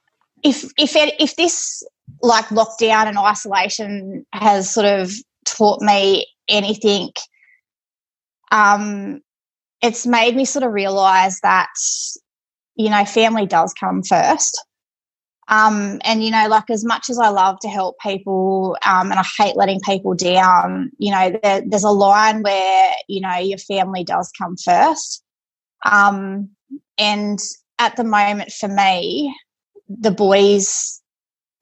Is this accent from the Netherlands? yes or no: no; Forbes, New South Wales, Australia; I was born and raised in Forbes.